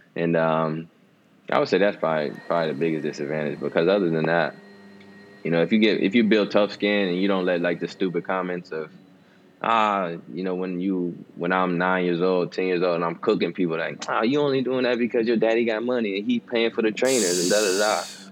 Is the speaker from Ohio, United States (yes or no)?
yes; Cincinnati, Ohio, United States; I was born in Cincinnati, Ohio